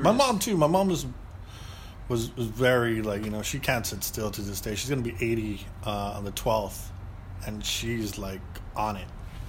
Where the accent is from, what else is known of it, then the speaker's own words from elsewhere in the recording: Monterey Park, California, United States; also born or lived in East Los Angeles; we Monterey Park, East LA, San Gabriel Valley.